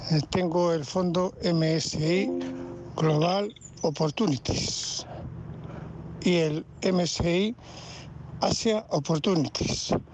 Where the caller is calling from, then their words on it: A Coruña, Galicia, Spain; Hola, buenos días. … de La Coruña.